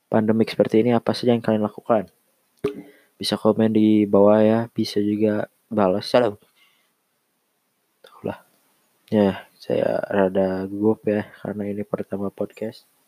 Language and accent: Indonesian; Bandung, West Java, Indonesia; ya. Saya berasal dari Bandung